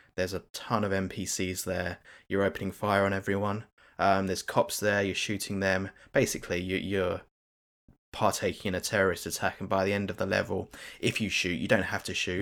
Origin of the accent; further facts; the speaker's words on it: United Kingdom; as a Brit